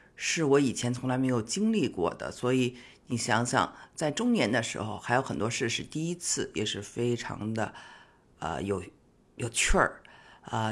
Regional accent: China; 我呢，觉得可能是我们中国人经常吃草药，所以对这些东西没有太大的感觉。

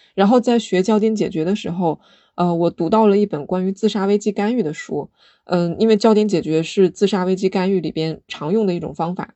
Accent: China; 我们生在中国

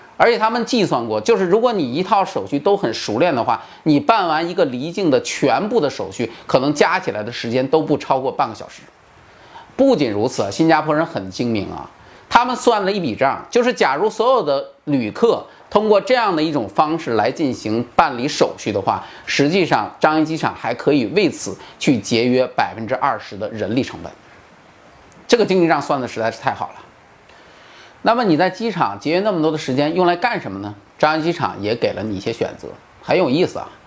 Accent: China; 在我们中国人的习惯里面

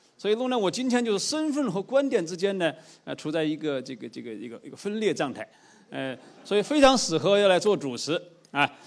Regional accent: China; 我们中国人

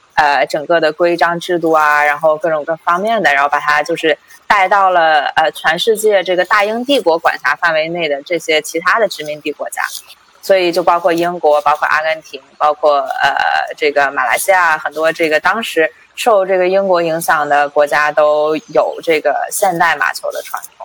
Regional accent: western China, China; moved away as an adult; now in California, United States; 从小是在这个，呃，中国的西部啊，像某区啊、藏区这些地方，这个长大

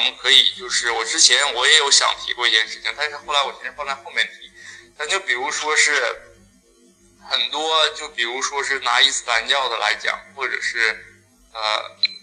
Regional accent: Northeast China, China; 我们老家就是我是我爷爷奶奶带大的，他们那个村子应该是算一个古镇。那个古镇是文化真的是小镇不大

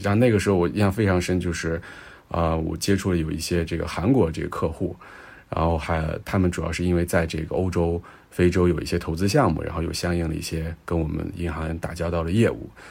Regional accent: China; 咱们国家

